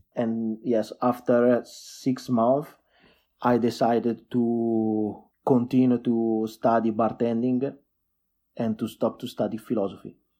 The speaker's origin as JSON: {"language": "English", "town": "Lumezzane", "region": "Lombardy", "country": "Italy", "tie": "born or raised there", "second_language": "English", "said": "I was born in a small town, uh, between Milano and Verona. It's called, uh, uh, Lumezzane, twenty K citizens"}